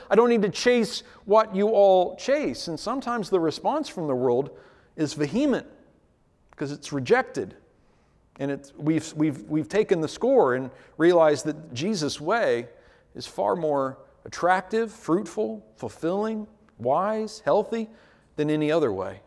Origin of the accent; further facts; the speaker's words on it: United States; As American Christians